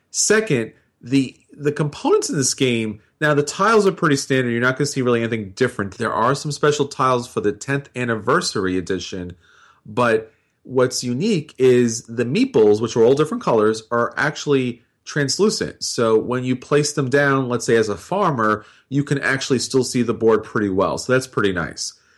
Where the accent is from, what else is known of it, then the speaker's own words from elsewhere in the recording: New York, United States; being a New Yorker